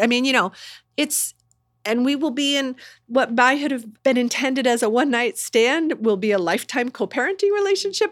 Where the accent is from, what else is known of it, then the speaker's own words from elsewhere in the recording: Indiana, United States; moved away; I'm from Indiana